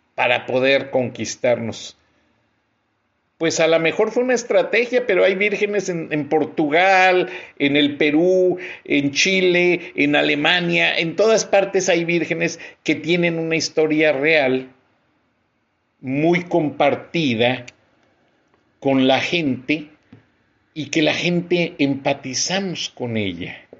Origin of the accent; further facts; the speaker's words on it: Mexico; he sido editor en jefe de tres diarios en mi país, El Centro, Contacto de León